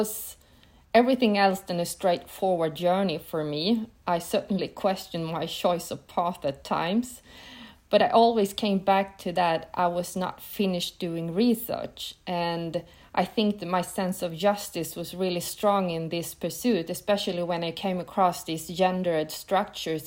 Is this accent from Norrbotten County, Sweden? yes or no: yes; Piteå, Norrbotten County, Sweden; I grew up in the north of Sweden, quite close to the Arctic Circle in a small city named Piteå